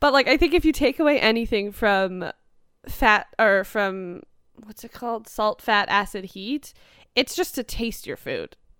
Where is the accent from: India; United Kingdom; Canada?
Canada; growing up in Canada